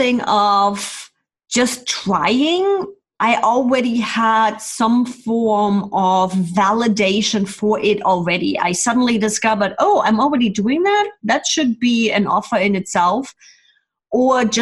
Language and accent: English; Germany; moved away as an adult; now in California, United States; originally born and raised in Germany, then immigrated to the States, and I'm now living in the sunny California